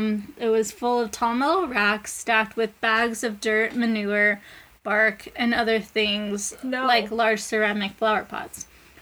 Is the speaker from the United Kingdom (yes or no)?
yes; Edinburgh, Scotland, United Kingdom; Anyway, so I'm from Edinburgh, and it is famous for its underground haunted city.